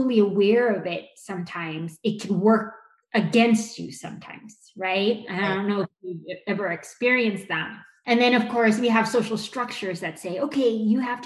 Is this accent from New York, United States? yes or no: no; Los Angeles, California, United States; I was born here in Los Angeles